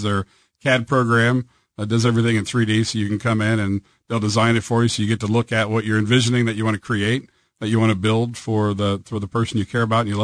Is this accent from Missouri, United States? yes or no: yes; Cape Girardeau, Missouri, United States; I grew up in Cape Girardeau